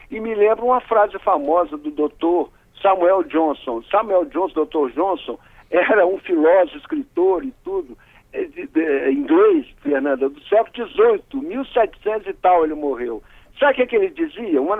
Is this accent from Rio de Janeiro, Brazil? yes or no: yes; Rio de Janeiro, Brazil; now in Vitória, Brazil; É, eu sou carioca, já moro aqui no estado há muitos anos e devo admitir, esse hino do Espírito Santo é uma coisa linda.